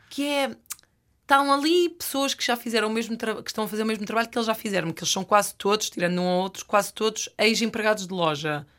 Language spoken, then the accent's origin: Portuguese; Norte, Portugal; Eu venho, eu venho da, da, da, terra oficial dos azeiteiros. A zona de onde eu venho é, produz mais eh, concorrentes reality show do que o resto do país